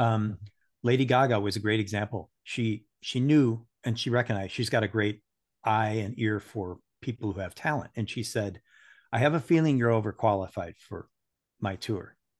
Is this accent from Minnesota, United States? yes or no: yes; Saint Paul, Minnesota, United States; I was born in Saint Paul, Minnesota, and grew up